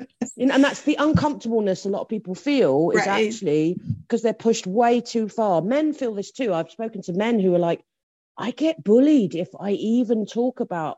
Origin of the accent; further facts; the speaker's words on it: England, United Kingdom; I'm English, if you can't tell.